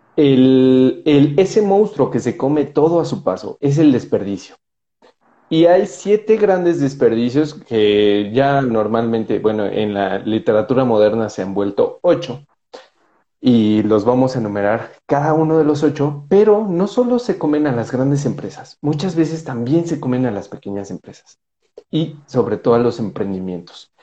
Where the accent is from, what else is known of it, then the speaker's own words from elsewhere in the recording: Mexico; vengo de México